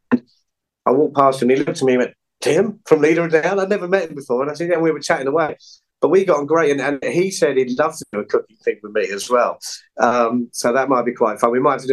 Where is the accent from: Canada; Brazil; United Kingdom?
United Kingdom; England; I'm English